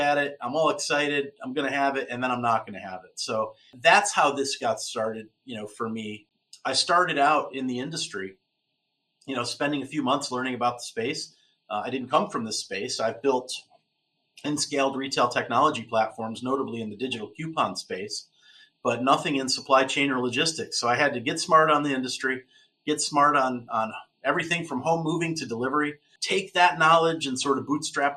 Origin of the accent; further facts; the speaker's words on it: Westfield, New York, United States; I grew up in Western New York, south of Buffalo, right on Lake Erie, a little town called Westfield